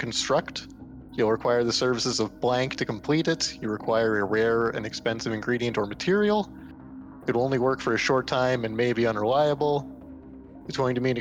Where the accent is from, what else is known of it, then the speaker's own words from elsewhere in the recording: Canada; I'm Canadian